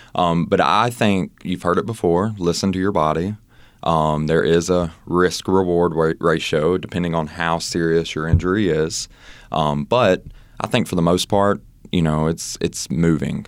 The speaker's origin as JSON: {"language": "English", "region": "Mississippi", "country": "United States", "also_born_or_lived": "Oxford, Mississippi", "moved": "yes", "said": "I'm from Mississippi, as you know, and I used to have my own business there"}